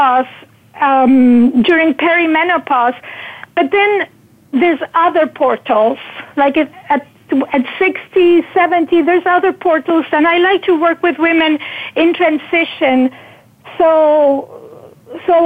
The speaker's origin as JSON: {"language": "English", "country": "Argentina", "tie": "born or raised there", "also_born_or_lived": "Northern California", "moved": "as an adult", "lives_now": "United States", "said": "I was born in Argentina, and when situations became difficult in the early 80s, after the military dictatorship, I decided to, after I married and I had two daughters"}